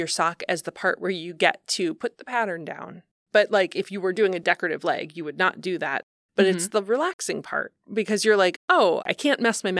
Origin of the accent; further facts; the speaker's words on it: Ohio, United States; Can I tell you a growing up in Ohio story about sock cuffs?